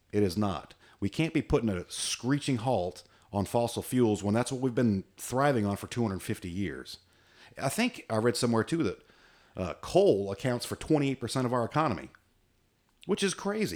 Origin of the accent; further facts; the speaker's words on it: United States; I'm average American